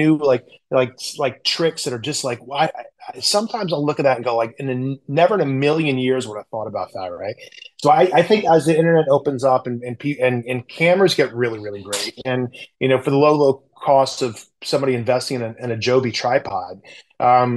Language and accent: English; the South, United States; I grew up in the South